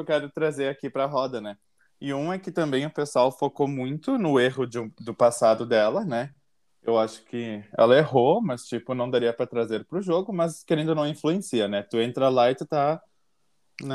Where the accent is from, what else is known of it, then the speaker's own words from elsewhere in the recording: Caxias do Sul, Rio Grande do Sul, Brazil; eu sou de Caxias do Sul, RS. RS não é risadinha, Rio Grande do Sul